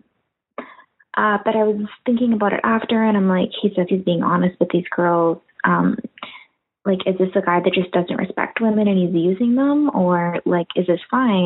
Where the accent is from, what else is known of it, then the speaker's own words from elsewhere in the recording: Canada; I'm a Canadian woman in my early 20s